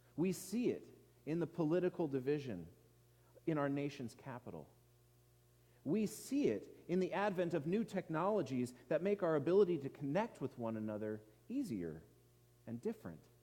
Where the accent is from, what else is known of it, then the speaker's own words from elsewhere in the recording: Edmonds, Washington, United States; watched the sunsets over the Puget Sound in my hometown of Edmonds